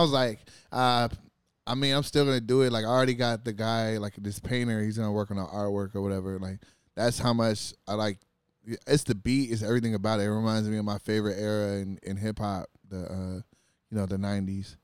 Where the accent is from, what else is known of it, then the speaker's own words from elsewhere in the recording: California, United States; I was from California